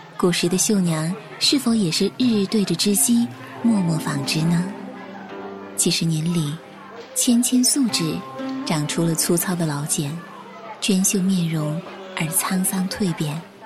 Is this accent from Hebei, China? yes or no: no; Chengdu, Sichuan, China; 这里是成都，一座来了就不想离开的城市。这里是我的家乡